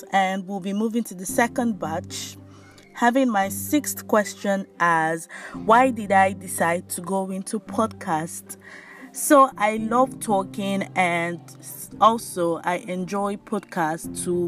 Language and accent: English; Nigeria; I'm from Nigeria, West Africa.